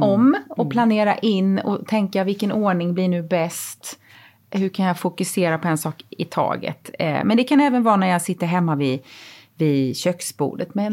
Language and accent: Swedish; Småland, Sweden; ja ibland kommer min småländska ådra fram